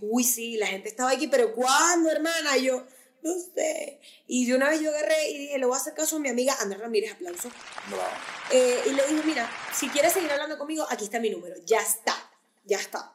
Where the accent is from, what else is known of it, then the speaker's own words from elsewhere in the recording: Maracaibo, Zulia, Venezuela; now in United States; yo soy de Maracaibo